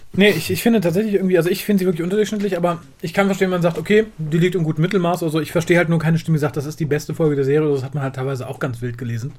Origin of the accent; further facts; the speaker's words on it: Germany; als, als Deutscher